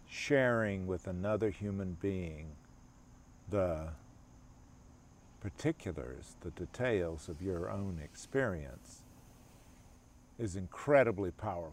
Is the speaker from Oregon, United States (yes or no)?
no; Albany, Georgia, United States; now in Charlotte, United States; we go to my hometown of Albany, Georgia